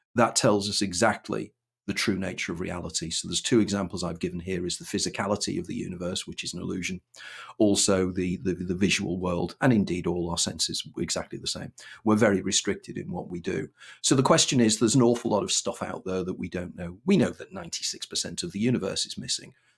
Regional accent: Wirral, North West England, United Kingdom; moved away as an adult; also born or lived in London; born and brought up on Wirral

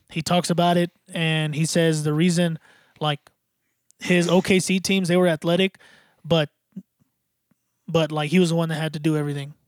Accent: Dallas, Texas, United States; I'm from Dallas

